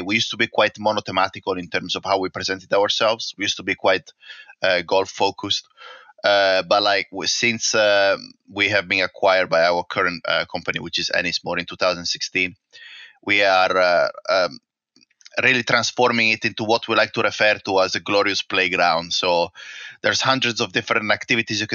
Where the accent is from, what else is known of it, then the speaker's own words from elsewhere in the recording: northeast Italy, Italy; moved away as an adult; also born or lived in London / Singapore; now in Perthshire, United Kingdom; I was born in the northeast of Italy, and my hometown is nested in between the Alps and the seaside